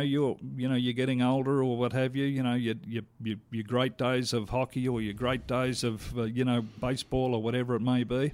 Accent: Australia; moved away as an adult; now in Calgary, Canada; I'm Australian

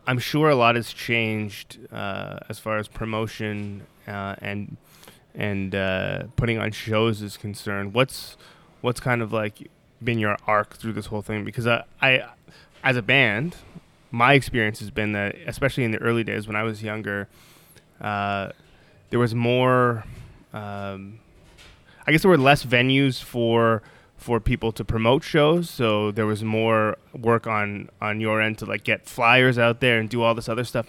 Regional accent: Toronto, Ontario, Canada; I'm from Toronto too

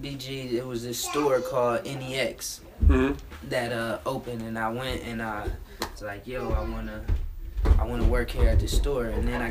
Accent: Cleveland, Ohio, United States; moved away; also born or lived in New York; I'm a stylist from Cleveland, Ohio.

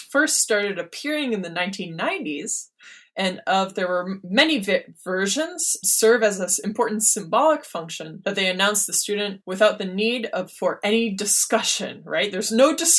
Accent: Minnesota, United States; I grew up in Minnesota.

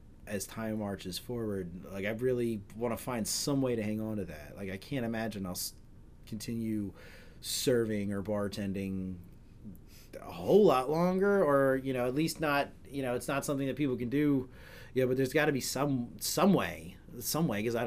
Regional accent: Maryland, United States

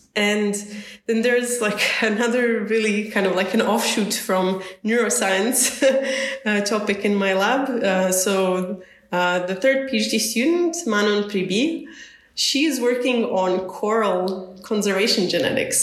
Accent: Zagreb, City of Zagreb, Croatia; I'm originally born and raised in Zagreb

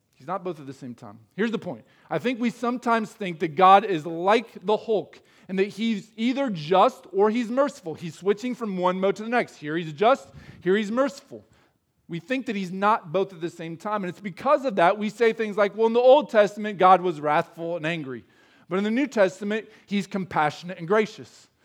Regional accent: Midwest, United States; as Midwesterners, we're not expected to show a lot of emotion

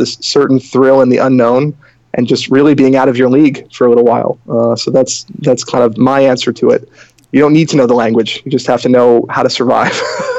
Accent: Boston, Massachusetts, United States; moved away as an adult; now in Riga, Latvia; So that's how I ended up there. I'm originally from Boston. So there's no accent there, hopefully.

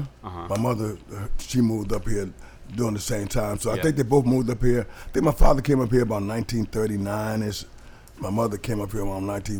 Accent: New Haven, Connecticut, United States; I grew up in New Haven, Connecticut.

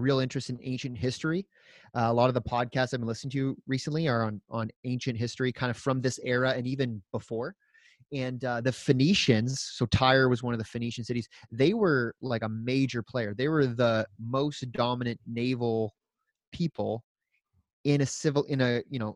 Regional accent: Woodstock, Ontario, Canada; I grew up on Woodstock water

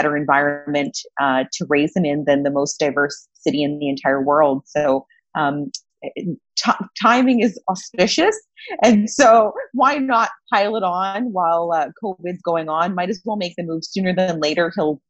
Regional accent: United Arab Emirates; also born or lived in Oakville, Canada; now in Toronto, Canada; I was born in Oakville, Ontario, grew up in the United Arab Emirates, and as an adult, made Toronto my home

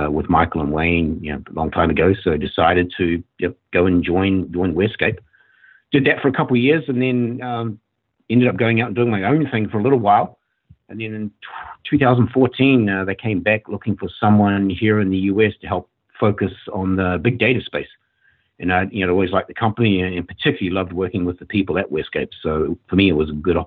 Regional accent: New Zealand; moved away as an adult; also born or lived in Sydney, Australia; now in Portland, Oregon, United States; I grew up in New Zealand and then moved to Australia

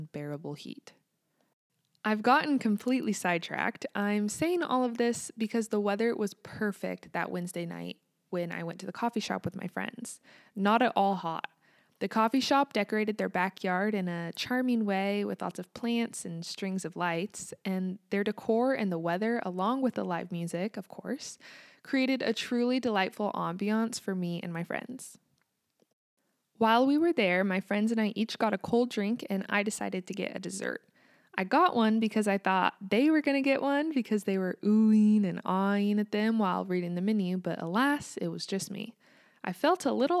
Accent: United States; also born or lived in Kansas

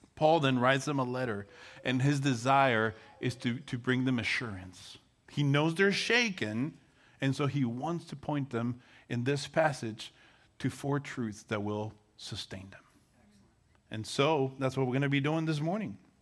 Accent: Guatemala; moved away; So, I'm from Guatemala

